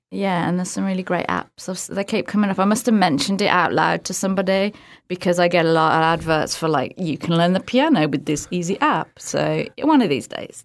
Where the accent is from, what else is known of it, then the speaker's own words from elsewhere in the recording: outside of Birmingham, West Midlands, United Kingdom; Birmingham, U K. Well, outside of Birmingham, but Birmingham is like the biggest city that everyone knows